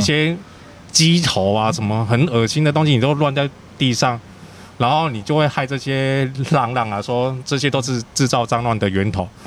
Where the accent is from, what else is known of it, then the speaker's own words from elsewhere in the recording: Kaohsiung, Taiwan; also born or lived in Tainan; 我是高雄人，但我是台南出生的啊，其实也算，嗯。算台南人啊，但是高雄长大的